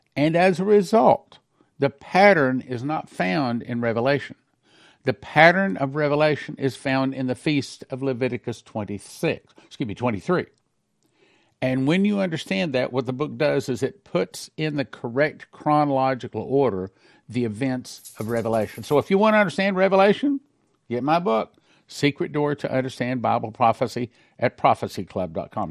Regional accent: United States; we Americans

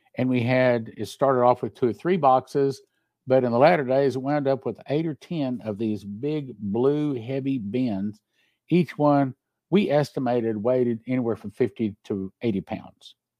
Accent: Texas, United States; I'm from Texas

